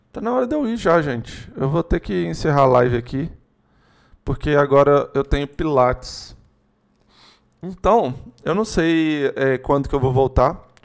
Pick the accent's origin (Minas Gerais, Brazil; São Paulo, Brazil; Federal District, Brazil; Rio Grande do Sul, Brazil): Minas Gerais, Brazil; a gente é de Minas, Juliano, você é de Minas, provavelmente tem mais gente de Minas aí assistindo